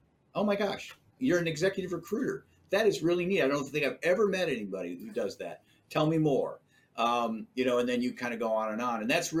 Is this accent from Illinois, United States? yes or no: yes; Chicago, Illinois, United States; born there; You know, I was born in Chicago